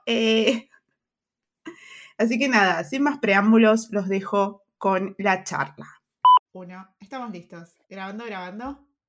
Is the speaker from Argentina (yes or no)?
yes; Argentina; moved away; Argentina, de donde, de donde sos, de donde venís, y de donde vengo yo también